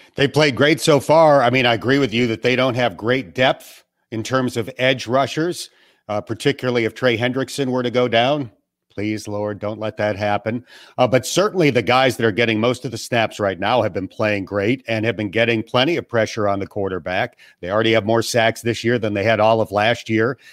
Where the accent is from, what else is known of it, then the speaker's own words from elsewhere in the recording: Buffalo, New York, United States; I grew up near Buffalo